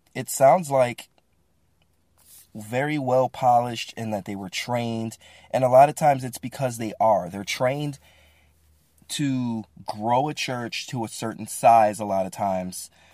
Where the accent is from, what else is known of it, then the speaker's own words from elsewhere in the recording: Midwest, United States; moved away; also born or lived in Bible Belt; I grew up in the Midwest